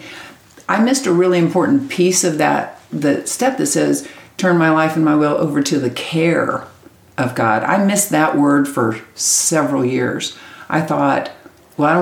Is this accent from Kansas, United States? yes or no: yes; Kansas, United States; born or raised there; moved away as an adult; now in Texas, United States